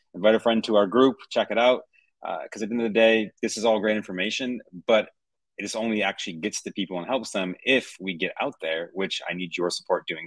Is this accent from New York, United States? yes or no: yes; Buffalo, New York, United States; I'm from Buffalo. My parents were in Buffalo